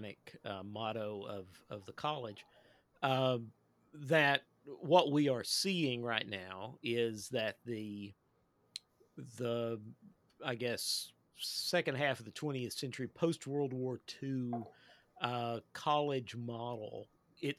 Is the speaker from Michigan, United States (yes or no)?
no; Eastern Kentucky, United States; I'm a real live hillbilly. I grew up in Eastern Kentucky